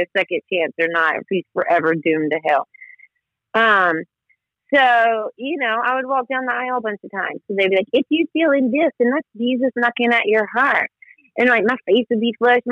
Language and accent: English; the South, United States; moved away as an adult; now in Washington, D.C., United States; I'm from the South, so I was brought up Southern Baptist